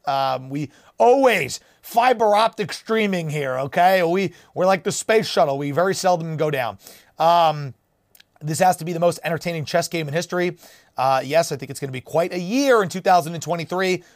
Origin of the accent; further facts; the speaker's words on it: New Jersey, United States; my home state of New Jersey